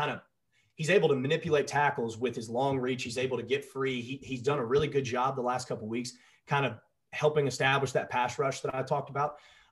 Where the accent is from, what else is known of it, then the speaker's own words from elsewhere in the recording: Nashville, Tennessee, United States; even growing up in Nashville